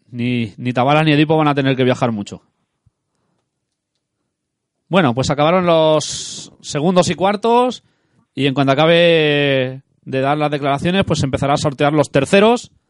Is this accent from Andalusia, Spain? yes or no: no; Haro, La Rioja, Spain; el Aro. Mira, mi, pueblo.